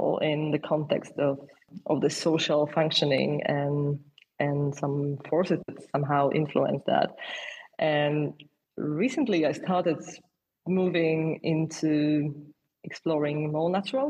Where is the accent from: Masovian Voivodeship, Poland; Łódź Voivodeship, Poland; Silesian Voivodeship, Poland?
Silesian Voivodeship, Poland; Częstochowa; English is a second language; moved away as an adult; also born or lived in Warsaw, Poland; now in London, United Kingdom; I grew up in Poland, in this city called Częstochowa, which is like a little bit above the Silesia, but it's not a part of this.